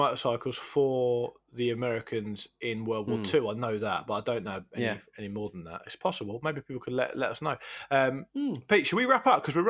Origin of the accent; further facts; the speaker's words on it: Portsmouth, South East England, United Kingdom; when I was a kid, growing up in Portsmouth, it was only really sailors and criminals that had tattoos